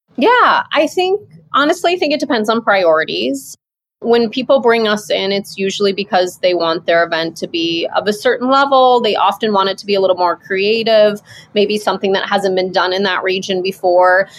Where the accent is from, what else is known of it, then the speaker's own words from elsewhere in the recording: Midwest, United States; moved away as an adult; also born or lived in Maui, Hawaii; I'm from the Midwest